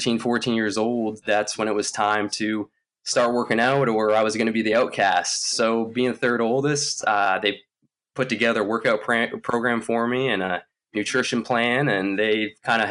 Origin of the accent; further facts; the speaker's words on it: Lynchburg, Virginia, United States; also born or lived in Canada; Once we moved from Canada when I was in an early age, we moved down to Lynchburg, Virginia